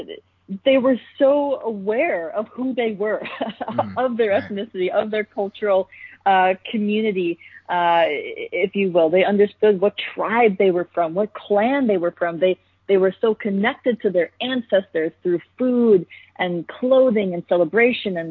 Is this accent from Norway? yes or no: no; United States; my cultural identity as an Indian American